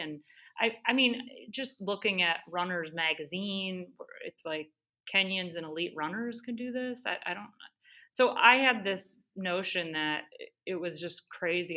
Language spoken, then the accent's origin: English; Great Lakes, Ohio, United States; also born or lived in Australia; born and raised on the Great Lakes